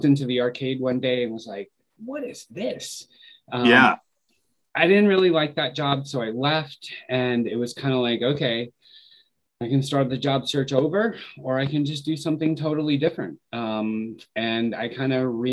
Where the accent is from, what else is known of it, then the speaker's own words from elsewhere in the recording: Richmond, Virginia, United States; moved away as an adult; also born or lived in Fairfax, Virginia; now in Cleveland, United States; So I grew up in Richmond, Virginia